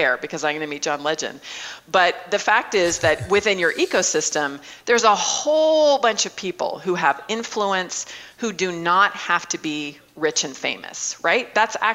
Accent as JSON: {"language": "English", "town": "Mesa", "region": "Arizona", "country": "United States", "tie": "born or raised there", "said": "I just opened up a startup incubator right downtown in Mesa, my hometown"}